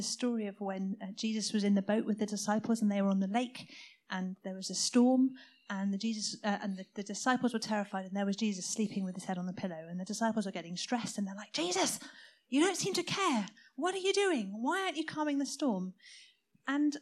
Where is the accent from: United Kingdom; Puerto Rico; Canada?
United Kingdom; South Coast, South East England; I was brought up on the South Coast, where the Navy had all their naval bases